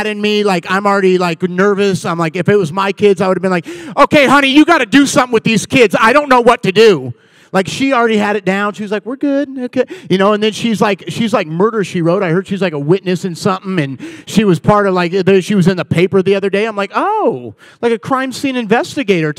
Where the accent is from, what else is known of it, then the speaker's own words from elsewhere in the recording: Puyallup, Washington, United States; moved away as an adult; now in Thousand Oaks, United States; I am originally from Puyallup, Washington